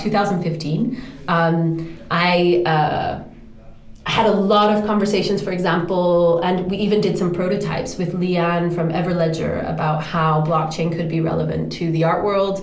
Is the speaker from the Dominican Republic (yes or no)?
yes; Dominican Republic; moved away; also born or lived in Europe / New York; I grew up in the Dominican Republic in the Caribbean